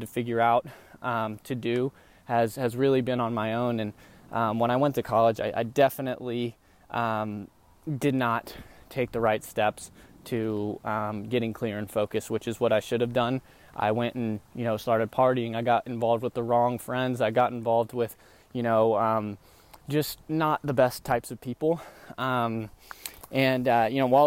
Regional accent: Dallas, Texas, United States; also born or lived in Tupelo, Mississippi; I'm from the Texas area. I've been pretty much not born there, born in Tupelo, Mississippi, but I was definitely raised there since I was young over in the Dallas area

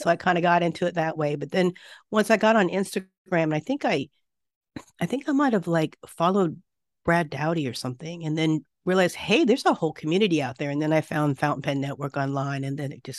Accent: Japan; I was raised in Japan a lot and have spent over 30 years here off and on between my work and living here.

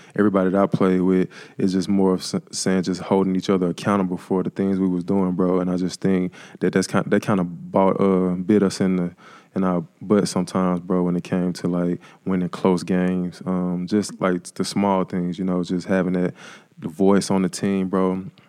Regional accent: Jackson, Mississippi, United States; I'm originally from Jackson, Mississippi

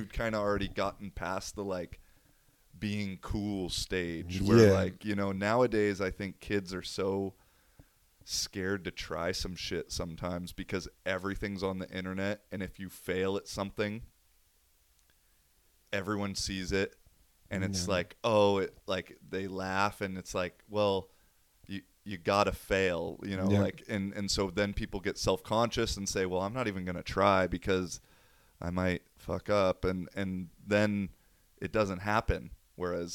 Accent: Seattle, Washington, United States; I'm from Seattle

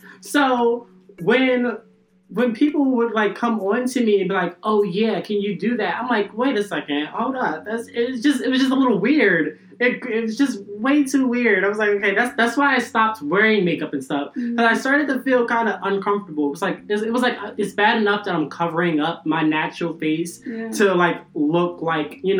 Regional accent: Philadelphia, Pennsylvania, United States; I'm from Philly

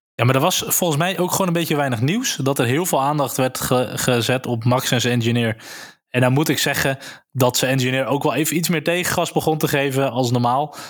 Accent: Netherlands; wij het als Nederlanders

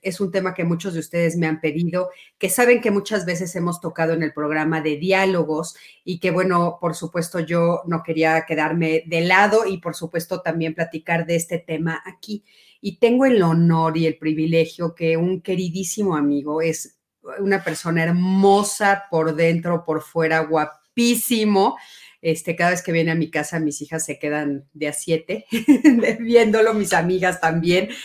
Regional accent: Mexico; si nacimos en México

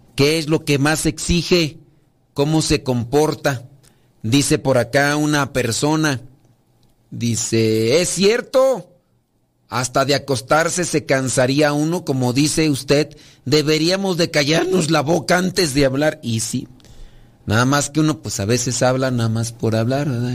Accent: Mexico; yo soy de México

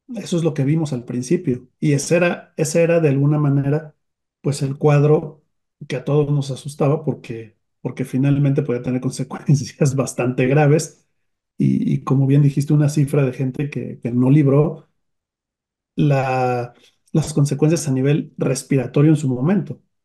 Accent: Mexico; En nuestro país

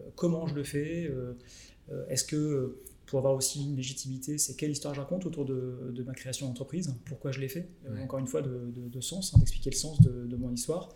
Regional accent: Lille, Hauts-de-France, France; je suis Lillois

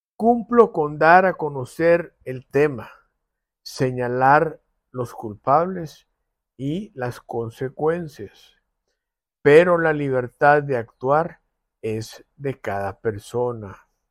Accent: El Salvador; como salvadoreños

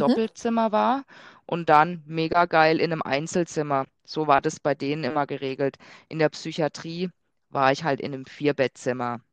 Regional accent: near Freiburg, Baden-Württemberg, Germany; moved away; ich komme ursprünglich aus Südbaden, ähm, da aus Freiburg aus der Nähe

